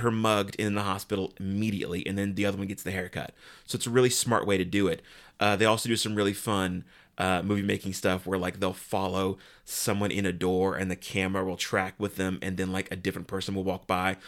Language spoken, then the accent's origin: English; United States; as an American